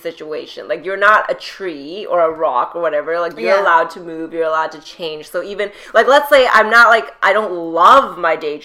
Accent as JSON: {"language": "English", "country": "Canada", "also_born_or_lived": "Hong Kong", "said": "as a Canadian"}